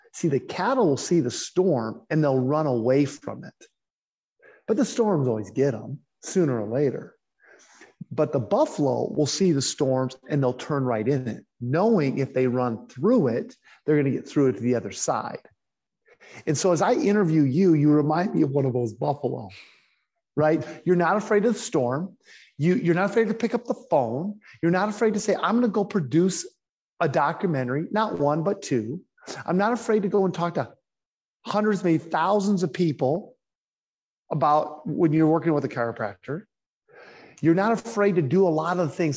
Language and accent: English; South Dakota, United States; I'm from South Dakota